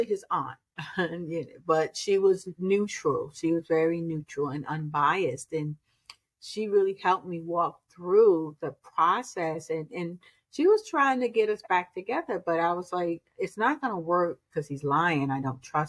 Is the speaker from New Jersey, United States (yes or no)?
yes; Newark, New Jersey, United States; I was born and raised in Newark